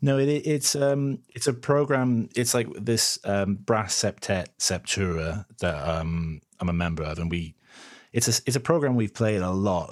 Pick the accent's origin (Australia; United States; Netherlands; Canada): Canada; moved away as an adult; also born or lived in London, United Kingdom; now in United Kingdom; I'm originally from Canada